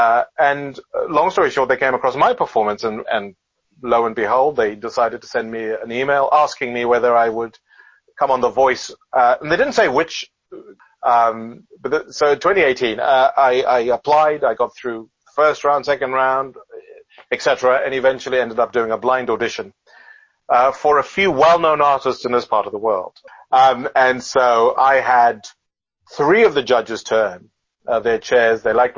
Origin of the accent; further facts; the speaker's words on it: United Kingdom; now in Adelaide, Australia; I don't know how to put this politely to British people, and I am British, by the way, but she'd come to the place where she found England a little cold and wet. So she decided she wanted to come back to Adelaide.